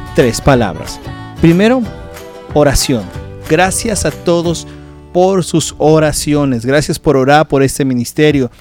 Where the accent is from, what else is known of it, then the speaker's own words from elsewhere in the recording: Mexico; moved away; nuestro país donde nosotros nacimos, que es en México